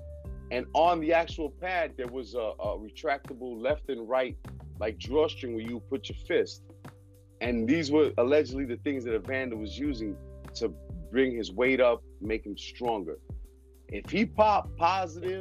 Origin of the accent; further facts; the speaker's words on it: United States; I am an American